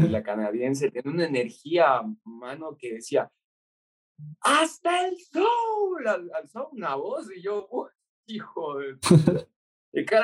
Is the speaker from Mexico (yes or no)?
no; Ecuador; moved away as an adult; soy de Ecuador